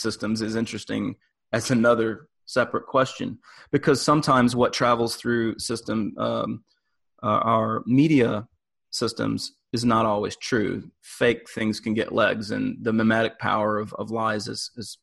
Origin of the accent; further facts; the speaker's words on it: United States; I am an American living in the US